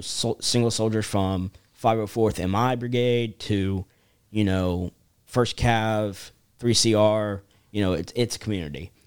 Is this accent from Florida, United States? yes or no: no; Charleston, South Carolina, United States; I'm from Charleston, South Carolina